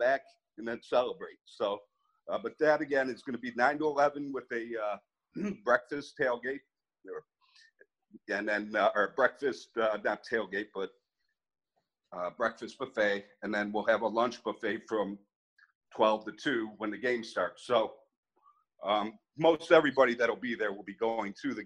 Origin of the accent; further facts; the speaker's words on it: Cleveland, Ohio, United States; now in Phoenix, United States; I'm from Cleveland originally.